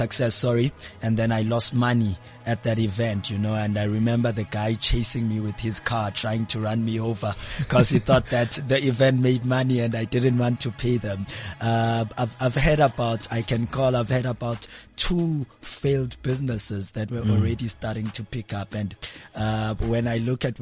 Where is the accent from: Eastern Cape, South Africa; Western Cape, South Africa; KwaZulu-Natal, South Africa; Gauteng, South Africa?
Eastern Cape, South Africa; Mount Frere; now in Johannesburg, South Africa; I'm from the Eastern Cape, a small town called Mount Frey.